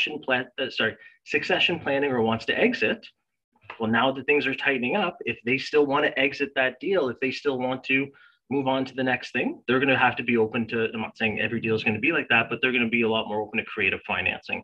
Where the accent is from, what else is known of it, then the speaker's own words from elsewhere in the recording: Canada; as a Canadian